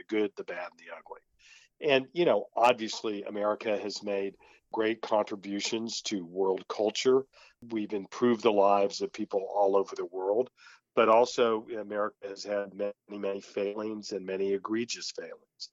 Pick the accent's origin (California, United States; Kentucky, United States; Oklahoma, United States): Oklahoma, United States; Tulsa; moved away as an adult; also born or lived in Portland, Oregon; I'm a native Tulsan. I'm not ashamed of the fact that I'm from Tulsa